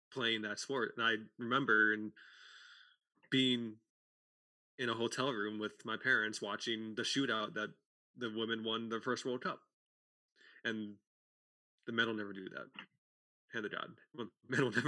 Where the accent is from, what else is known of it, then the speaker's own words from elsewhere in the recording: United States; we're American